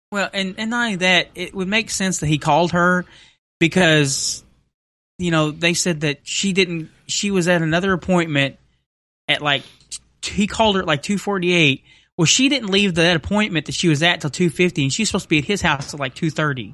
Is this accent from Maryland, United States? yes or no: no; Henderson, Kentucky, United States; here in Henderson, Kentucky